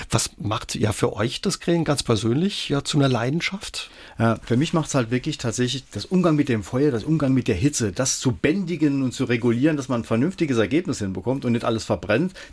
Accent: Homburg, Saarland, Germany; born there; Ich bin ja in Homburg geboren und da habe ich natürlich auch mal einen riesen Heuhaufen angesteckt.

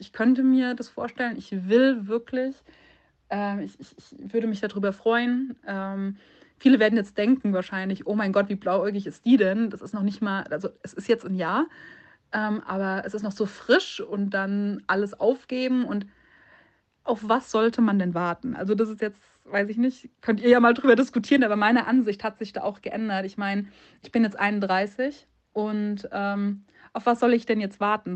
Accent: Munich, Bavaria, Germany; moved away; ich bin ursprünglich aus München

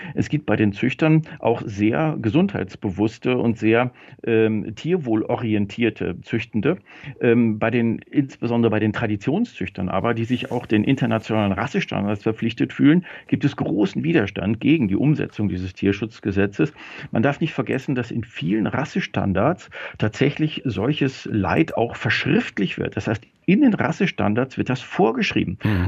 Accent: Germany; wir Deutschen

